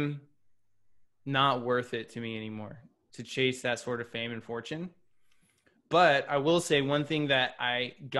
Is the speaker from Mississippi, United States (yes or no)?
no; Houston, Texas, United States; I grew up in Houston, Texas, like Southern hospitality